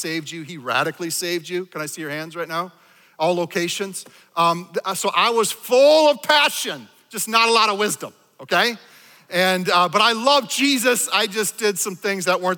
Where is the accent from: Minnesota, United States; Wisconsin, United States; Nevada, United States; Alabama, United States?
Minnesota, United States; I was raised in Minnesota here in a liturgical church